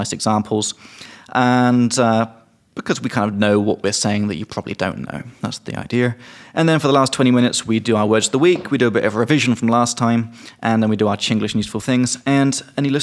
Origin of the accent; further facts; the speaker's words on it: England, United Kingdom; accent: British; moved away; from England